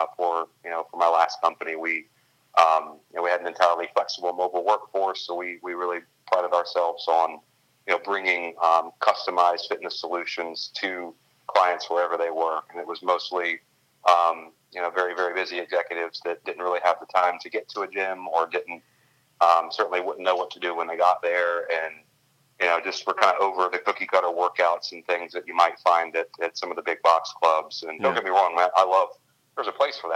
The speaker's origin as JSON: {"language": "English", "town": "Richmond", "region": "Virginia", "country": "United States", "moved": "as an adult", "lives_now": "Baltimore, United States", "said": "I am from Richmond, Virginia."}